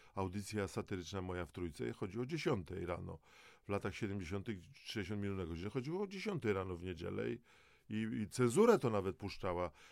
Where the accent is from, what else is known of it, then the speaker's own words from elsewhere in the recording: Dąbrowa Górnicza, Silesian Voivodeship, Poland; Ja jako Gorol z Dąbrowy Górniczej